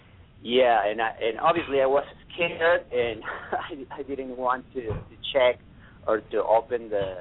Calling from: San Antonio, Texas, United States; San Antonio.

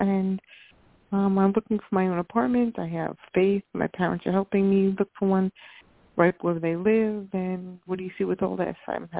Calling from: New York, United States; Long Island.

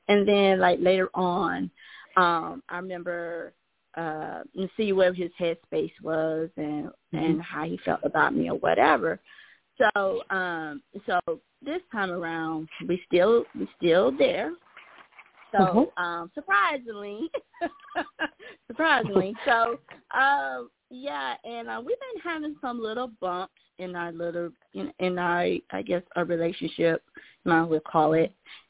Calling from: Georgia, United States

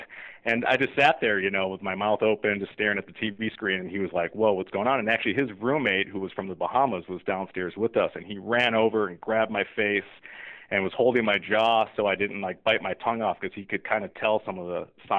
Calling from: Rockville, Maryland, United States; I'm actually sitting in my office in Rockville, Maryland right now, but I live just right outside of Washington, D.C. I'm just, a couple miles outside of the D.C. border in Bethesda.

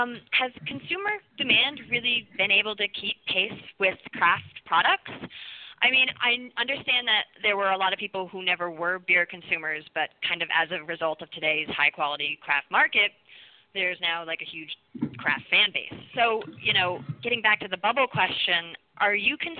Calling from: Burlington, Vermont, United States; I'm actually calling in from Burlington, Vermont

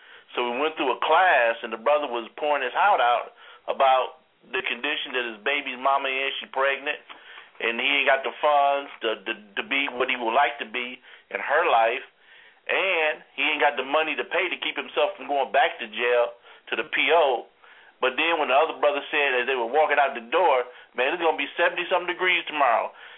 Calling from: Greensboro, North Carolina, United States; I'm calling from Greensboro, North Kakalaki.

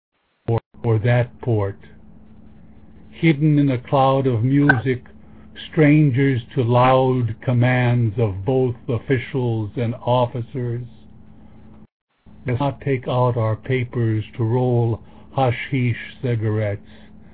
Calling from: Sonoma, California, United States; Sonoma, California.

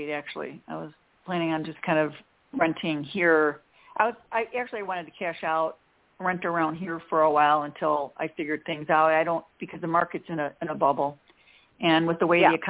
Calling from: Chicago, Illinois, United States; Hi, Dorianne. This is …. I'm outside of Chicago.

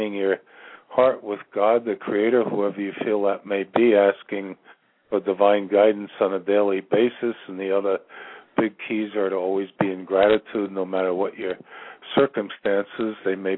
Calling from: Virginia, United States; I'm calling from Virginia.

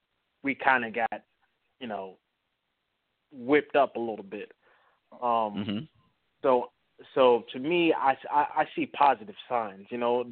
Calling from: North Carolina, United States; I'm calling from North Carolina.

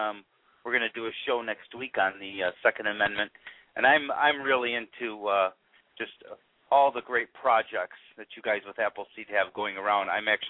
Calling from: Pontiac, Michigan, United States; Well, I'm in Pontiac, Michigan, right north, just about 2 miles north of Detroit.

